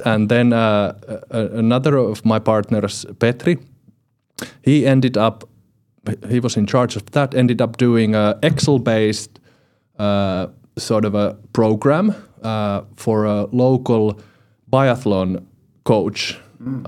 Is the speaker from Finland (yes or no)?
yes; Finland; from finland